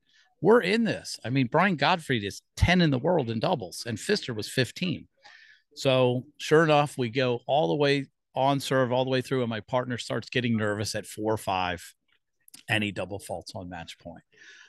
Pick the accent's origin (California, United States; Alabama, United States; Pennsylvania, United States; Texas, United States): Pennsylvania, United States; Philadelphia; also born or lived in Tampa; I grew up here in Philadelphia.